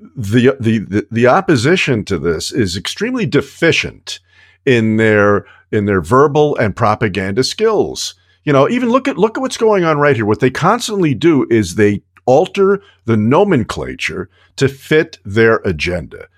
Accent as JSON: {"language": "English", "region": "New York", "country": "United States", "tie": "born or raised there", "said": "as a kid growing up in New York"}